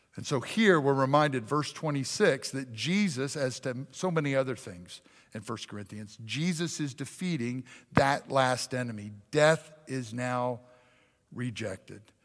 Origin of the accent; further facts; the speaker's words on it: Pennsylvania, United States; I was raised in Pennsylvania